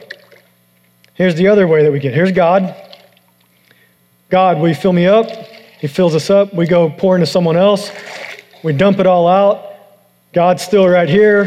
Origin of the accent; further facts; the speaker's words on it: United States; I'm American